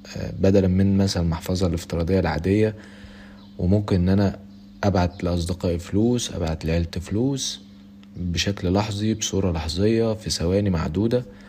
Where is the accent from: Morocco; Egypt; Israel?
Egypt; عندنا في مصر